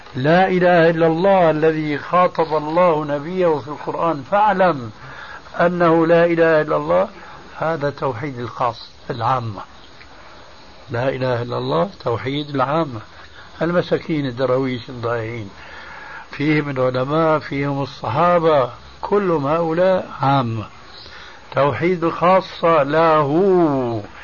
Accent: Syria; عندنا في سوريا

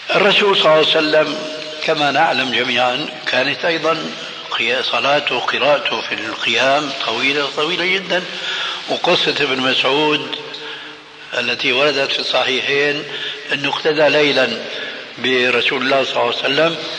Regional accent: Damascus, Syria; عندنا في الشام

